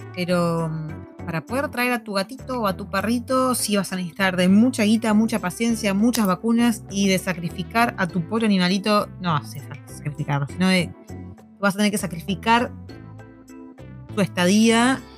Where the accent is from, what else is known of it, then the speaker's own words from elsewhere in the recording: Argentina; now in New Zealand; como, argentinos